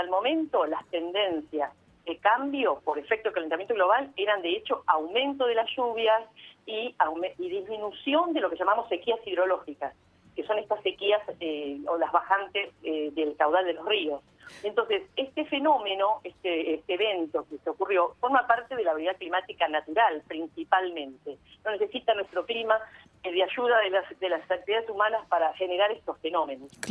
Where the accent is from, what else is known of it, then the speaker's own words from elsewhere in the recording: San Nicolás de los Arroyos, Buenos Aires Province, Argentina; yo nací en San Nicolás, mi mamá es de San Nicolás